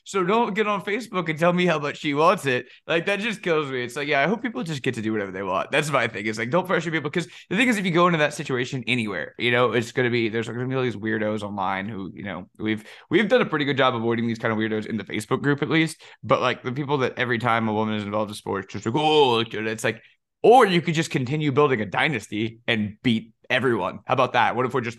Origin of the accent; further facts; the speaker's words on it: Louisiana, United States; we're from Louisiana. We like sparkles. We like to eat and drink. And I said that to my mom.